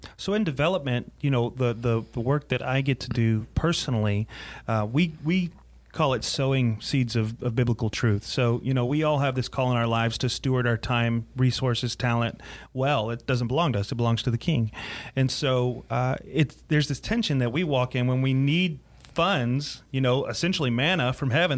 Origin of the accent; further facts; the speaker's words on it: Greenville, South Carolina, United States; also born or lived in Clinton, South Carolina; I was raised in Greenville, but but uh, kind of spent my teenage years in Clinton, uh, Clinton